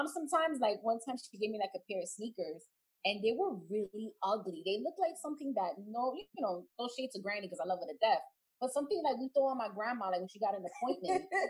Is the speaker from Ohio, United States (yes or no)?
no; New York, United States; No shades of Skechers, but we're from New York.